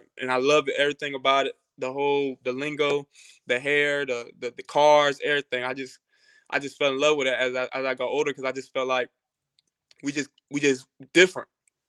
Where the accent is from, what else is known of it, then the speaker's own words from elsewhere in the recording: Jacksonville, Florida, United States; I'm from Jacksonville, Florida. So if anybody knows about Jacksonville, it definitely could be a very, very tough city.